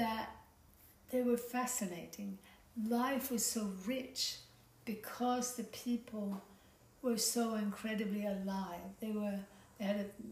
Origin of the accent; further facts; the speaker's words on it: Sweden; also born or lived in United States / France / Germany / Ladakh; now in Byron Bay, Australia; growing up in Sweden, but also having lived in America and in France and in Germany